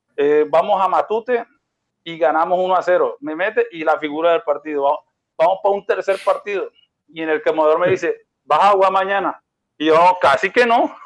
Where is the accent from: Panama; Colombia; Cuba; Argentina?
Colombia; Barranquilla, Atlántico; yo soy de Barranquilla